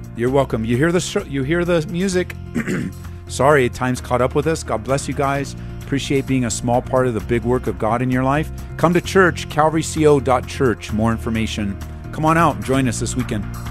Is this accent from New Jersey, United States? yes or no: no; Southern California, United States; moved away as an adult; now in Colorado, United States; I was born and raised in Southern California